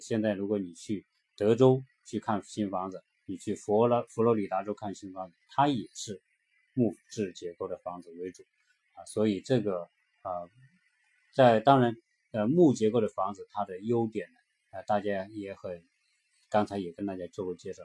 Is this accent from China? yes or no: yes; China; 对于我们中国人来说非常，对房子的关注